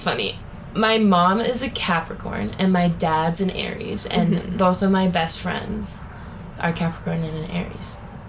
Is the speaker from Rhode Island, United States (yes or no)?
no; Topsham, Maine, United States; moved away; I'm from Topsa, Maine.